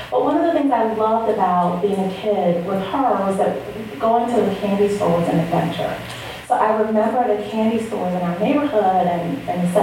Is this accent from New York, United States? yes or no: yes; New York City, New York, United States; I grew up in the Bronx